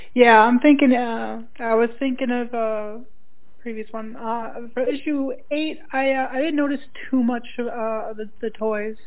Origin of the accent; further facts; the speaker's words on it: Minnesota, United States; moved away; I'm originally from Minnesota